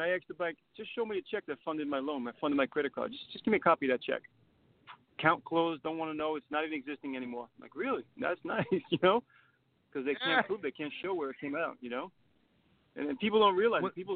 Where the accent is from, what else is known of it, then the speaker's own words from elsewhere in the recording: New York City, New York, United States; I'm Italian-American. I watched my father take a beating growing up in New York City